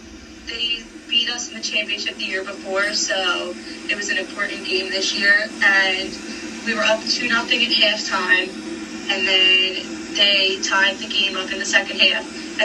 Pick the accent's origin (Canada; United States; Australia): United States; Philadelphia, Pennsylvania; I'm from Philadelphia, Pennsylvania. Grew up in Somerton.